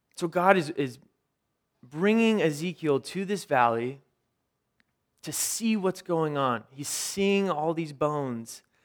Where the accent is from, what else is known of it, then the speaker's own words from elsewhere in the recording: Ventura, California, United States; I grew up in Ventura.